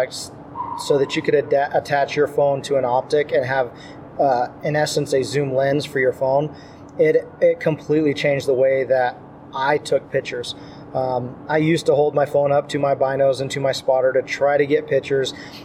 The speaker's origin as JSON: {"language": "English", "region": "Southwest Colorado", "country": "United States", "tie": "born or raised there", "said": "I grew up in Southwest Colorado, the mountains of Southwest Colorado"}